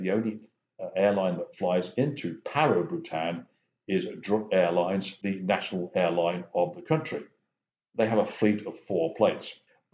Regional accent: England, United Kingdom; I was born and raised in England

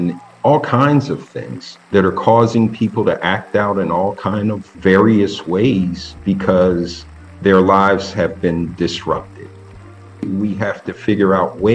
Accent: Philadelphia, Pennsylvania, United States; I'm born and raised in Philadelphia.

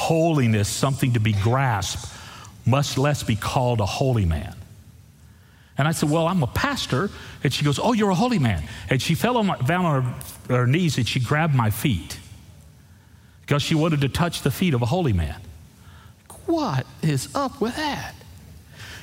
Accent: Texas, United States; I'm from Texas

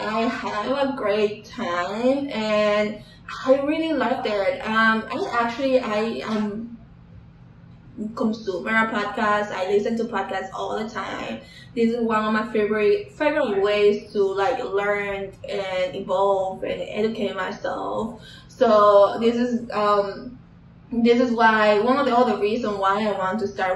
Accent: Dominican Republic; now in North Carolina, United States; I was born and raised in Dominican Republic.

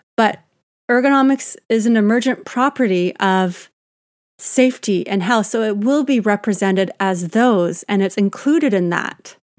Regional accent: Canada; I'm Canadian

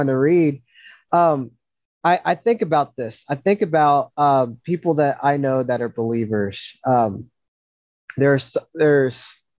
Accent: the South, United States; especially in the South, especially where I grew up in the Bible Belt and everything, everyone believes in God

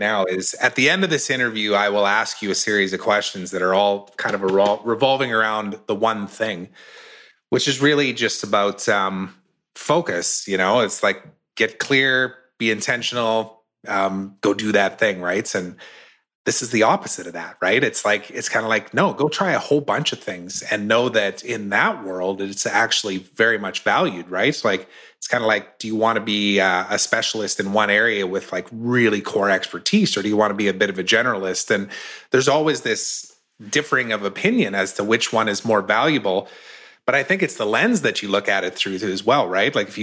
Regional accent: Saskatchewan, Canada; now in West Kelowna, Canada; I grew up in Saskatchewan

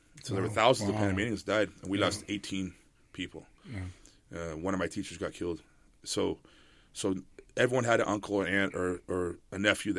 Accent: San Diego, California, United States; I was born in Camp Pendleton here, you know, very close to San Diego. And moved around the world with my dad. I came back for high school to San Diego. So I was born here, and I went to high school here. So I guess I'm from here.

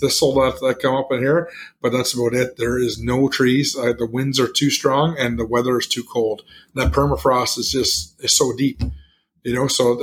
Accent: Canada; I'm from Canada. I say a flat or a 24-pack

